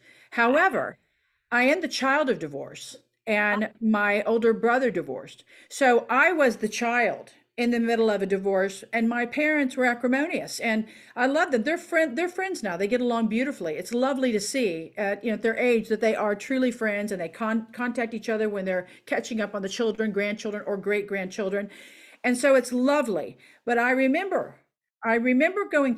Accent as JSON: {"language": "English", "region": "Oklahoma", "country": "United States", "moved": "as an adult", "lives_now": "California, United States", "said": "I'm from Oklahoma. I came out to California to be with her"}